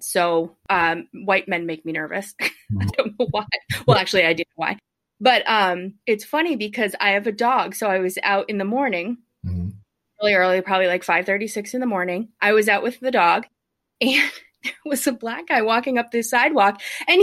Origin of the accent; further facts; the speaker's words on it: New Hampshire, United States; also born or lived in San Diego / Minneapolis; I am in New Hampshire now. I grew up in New Hampshire